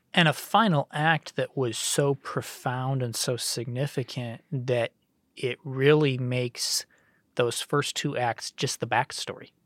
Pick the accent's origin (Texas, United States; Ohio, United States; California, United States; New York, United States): Ohio, United States; Cleveland; growing up in Cleveland in the nineties